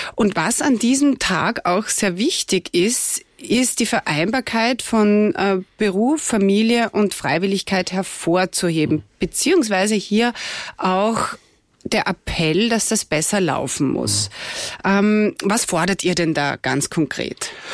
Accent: Austria; bei uns in Österreich

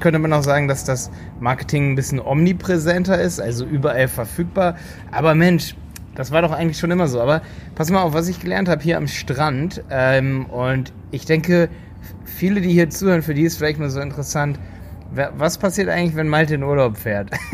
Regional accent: Germany; bei uns in Deutschland

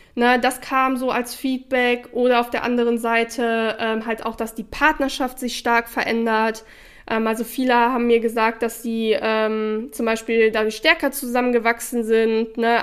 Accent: Sauerland, North Rhine-Westphalia, Germany; ich komme aus dem Sauerland, wo Schützenfeste und sowas

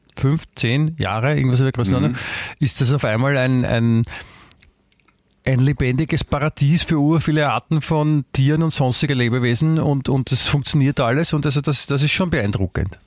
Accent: Klosterneuburg, Lower Austria, Austria; ich bin ja in Klosterneuburg aufgewachsen

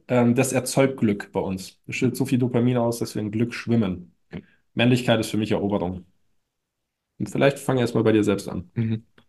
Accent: Munich, Bavaria, Germany; bei uns in München

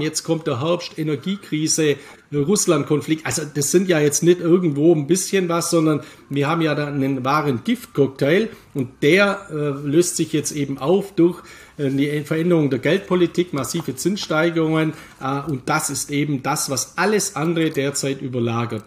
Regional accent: Germany; bei uns in Deutschland

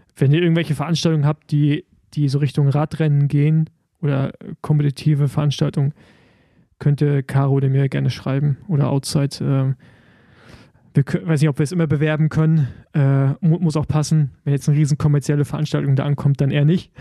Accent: Rostock, Mecklenburg-Vorpommern, Germany; in meiner Heimat Rostock

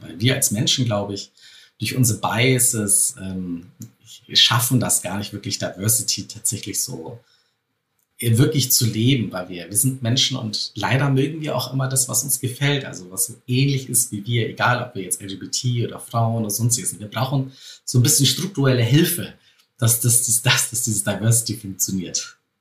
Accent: Bavaria, Germany; bei uns in Bayern hieß es früher Spätzlewirtschaft

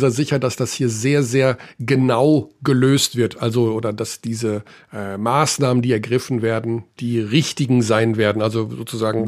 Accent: Germany; Ich bin natürlich in Deutschland aufgewachsen und lebe in Deutschland

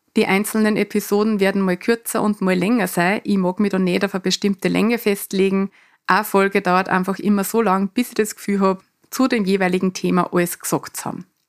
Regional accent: Mostviertel, Lower Austria, Austria; accent: Mostviertler Dialekt; moved away; also born or lived in Vienna / Canada / Salzburg; in meinem Mostviertler Dialekt

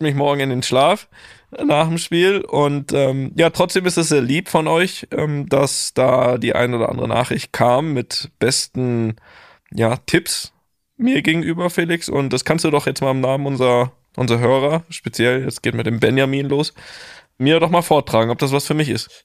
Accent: Germany; now in Madrid, Spain

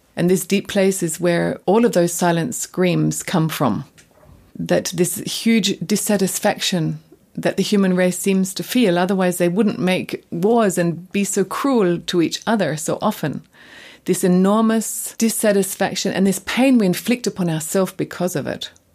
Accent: Australia; moved away as an adult; now in Germany; coming from Australia

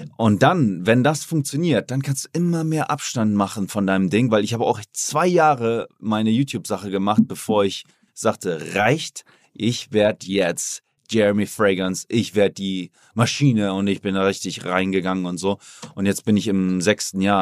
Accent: Oldenburg, Lower Saxony, Germany; moved away as an adult; now in Miami, United States; Jetzt war ich auch in Oldenburg, meine Heimat, habe mir da ein Haus gekauft, finanziert

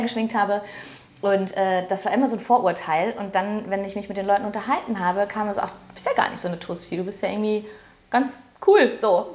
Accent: Ruhr area, North Rhine-Westphalia, Germany; Ich komme aus dem Ruhrpott

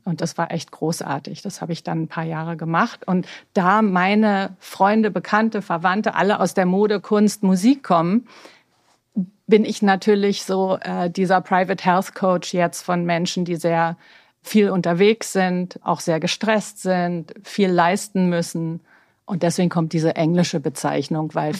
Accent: Berlin, Germany; moved away as an adult; also born or lived in New York; ich bin ja gebürtige Berlinerin, mhm. so eine richtig echte Berliner Pflanze. Mhm. Ähm, bin am Cotti groß geworden

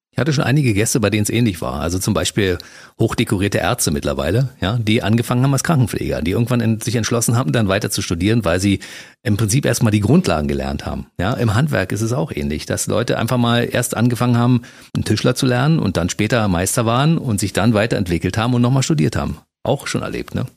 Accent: Brandenburg, Germany; bin ja mit Leib und Seele Brandenburger

